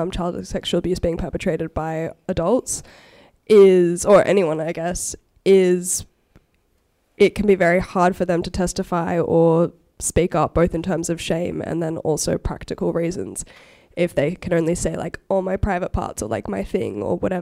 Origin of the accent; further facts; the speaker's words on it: Australia; I experienced as an Australian growing up